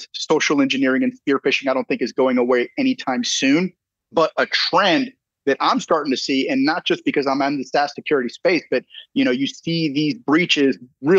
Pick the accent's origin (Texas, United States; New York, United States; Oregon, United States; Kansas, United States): Texas, United States; San Antonio; also born or lived in California; I'm from San Antonio, Texas.